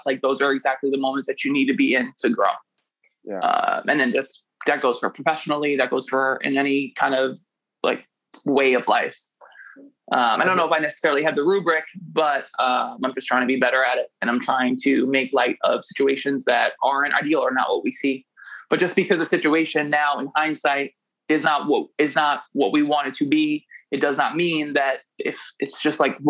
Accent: New York City, New York, United States; moved away as an adult; now in Italy; I grew up in New York City in the late 2000s

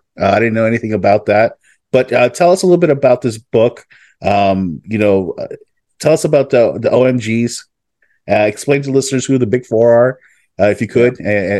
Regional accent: West Palm Beach, Florida, United States; Here in West Palm. So so there really wasn't a huge proliferation of that stuff.

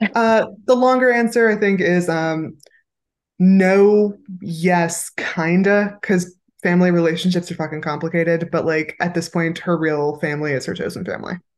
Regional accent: San Pedro, California, United States; also born or lived in Los Angeles; I was born in San Pedro, California

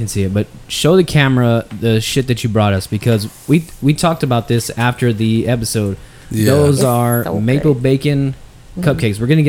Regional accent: Texas, United States; being from Texas, it's so much ingrained with everybody.

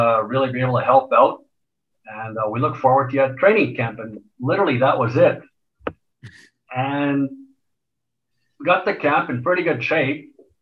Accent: Montreal, Quebec, Canada; moved away as an adult; also born or lived in Edmonton; kid growing up in Montreal.

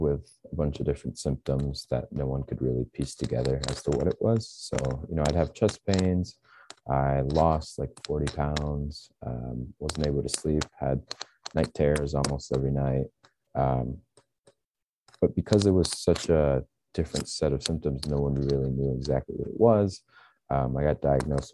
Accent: Wisconsin, United States; also born or lived in Guadalajara, Jalisco, Mexico / New Jersey; My family moved to the States when I was about three

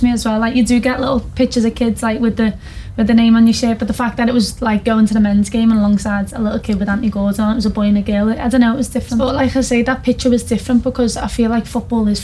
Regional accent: Liverpool, North West England, United Kingdom; I'm from Liverpool

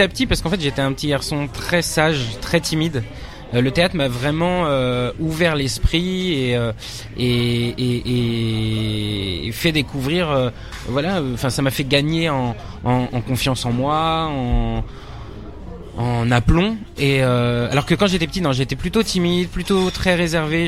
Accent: Nanterre, Île-de-France, France; also born or lived in Paris; après j'ai grandi en banlieue parisienne aussi à Nanterre, dans, le, dans les Hauts-de-Seine

